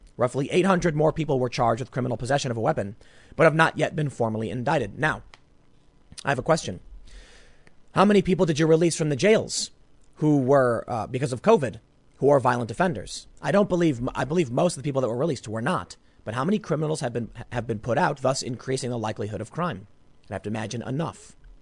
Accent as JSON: {"language": "English", "town": "Chicago", "region": "Illinois", "country": "United States", "tie": "born or raised there", "said": "I grew up on the South Side"}